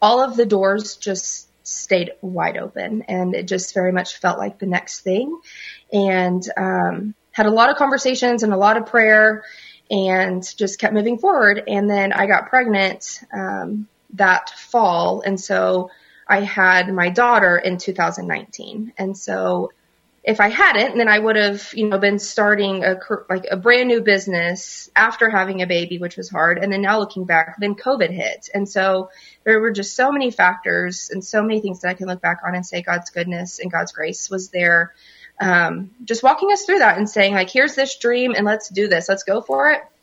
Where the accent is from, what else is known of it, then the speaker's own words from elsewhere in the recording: Oklahoma, United States; I am born and raised in Oklahoma and went to college here